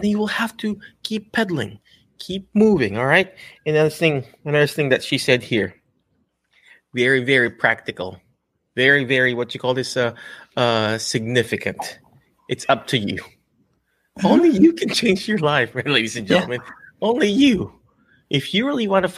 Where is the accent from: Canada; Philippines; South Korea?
Philippines; accent: Filipino; English is a second language; now in United States; I'm Filipino